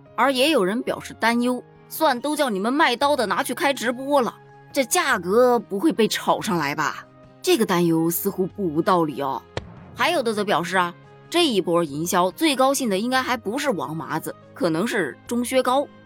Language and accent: Chinese; China; 我一个中国人，我做我的中国菜